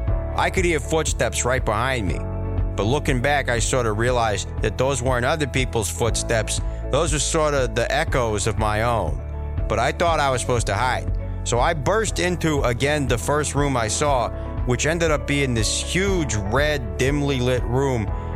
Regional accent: Woonsocket, Rhode Island, United States; I'm from Woonsocket, Rhode Island.

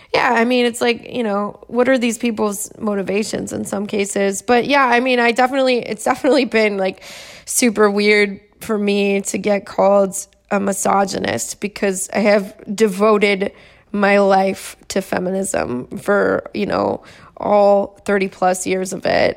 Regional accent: California, United States; I am from California

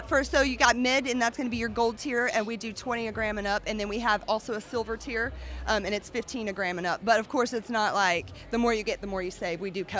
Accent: Chickasha, Oklahoma, United States; We are all from Chickasha, and we're all friends and family.

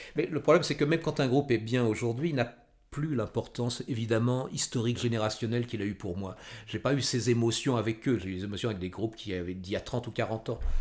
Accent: Val d'Oise, Île-de-France, France; born or raised there; also born or lived in Paris

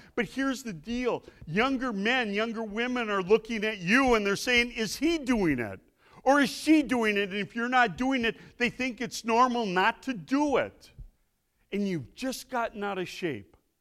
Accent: Milwaukee, Wisconsin, United States; I'm from Milwaukee

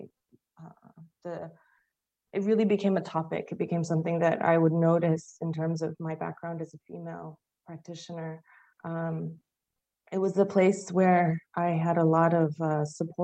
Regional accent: Chicago, Illinois, United States; moved away as an adult; also born or lived in New York, United States; now in London, United Kingdom; I'm from Chicago originally. I'm Chinese American. So I think I grew up always straddling between the family that I went to visit in Hong Kong

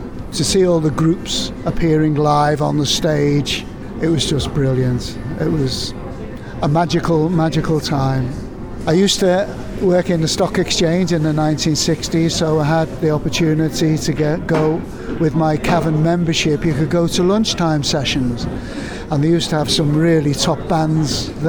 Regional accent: North West England, United Kingdom; Liverpool and the area as a teenager was fantastic. No matter where I went around the country, because I came from Merseyside, it was just brilliant.

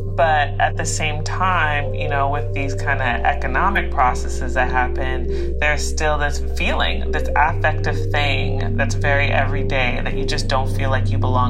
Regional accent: Oakland, California, United States; moved away; I grew up in East Oakland.

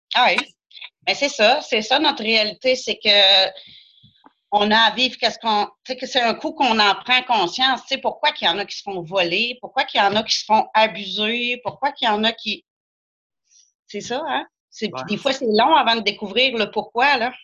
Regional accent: Saint-Gédéon-de-Beauce, Quebec, Canada; J'ai de la Beauce. Je suis à Saint-Gédéon.

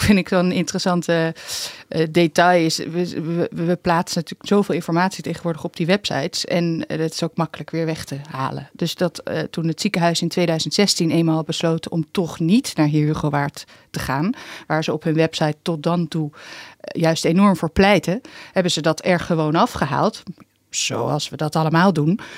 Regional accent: Haarlem, North Holland, Netherlands; now in Amsterdam, Netherlands; Ik ben wel ook in Haarlem opgegroeid

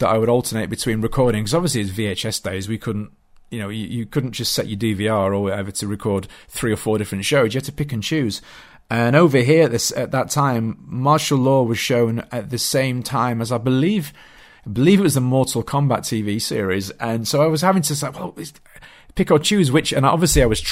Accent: Yorkshire and the Humber, United Kingdom; I was a young boy growing up in South Yorkshire in the UK.

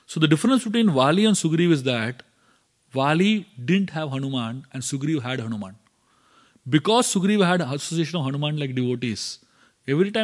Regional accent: Kanchipuram, Tamil Nadu, India; I was born in Kanchipuram.

